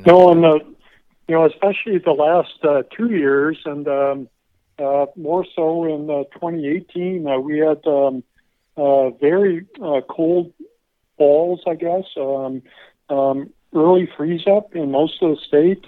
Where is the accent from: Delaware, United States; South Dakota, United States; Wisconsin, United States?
South Dakota, United States; Pierre; moved away as an adult; also born or lived in Iowa / Texas; I'm from Pierre, South Dakota